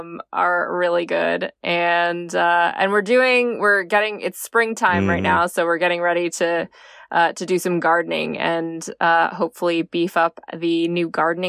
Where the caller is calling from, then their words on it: New Jersey, United States; We are calling from my parents' house in the suburbs of New Jersey.